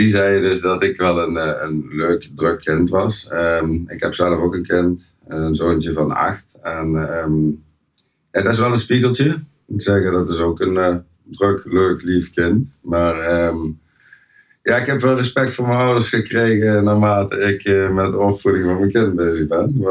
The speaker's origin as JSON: {"language": "Dutch", "town": "Helmond", "region": "North Brabant", "country": "Netherlands", "tie": "born or raised there", "also_born_or_lived": "Deurne", "accent": "Brabants", "said": "Geboren en getogen in Helmond."}